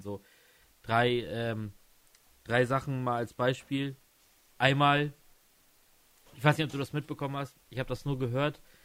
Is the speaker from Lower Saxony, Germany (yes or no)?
yes; Stade district, Lower Saxony, Germany; ich komme ja aus dem Landkreis Stade